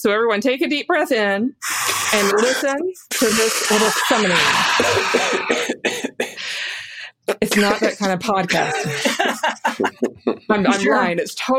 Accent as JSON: {"language": "English", "region": "the South", "country": "United States", "said": "I'm from the South, too."}